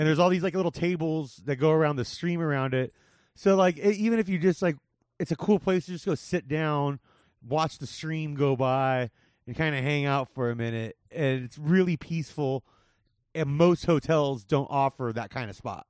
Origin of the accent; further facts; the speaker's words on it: Whittier, California, United States; now in Las Vegas, United States; I grew up in Whittier, California